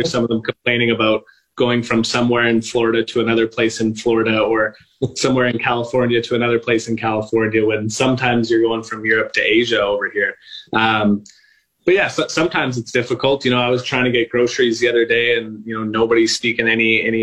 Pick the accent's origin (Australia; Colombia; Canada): Canada; I always carry around a backpack with a Canadian flag